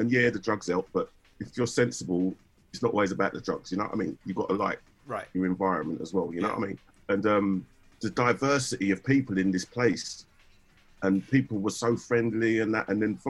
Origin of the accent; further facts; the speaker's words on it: Bethnal Green, London, United Kingdom; because I come from Bethnal Green, like Hackney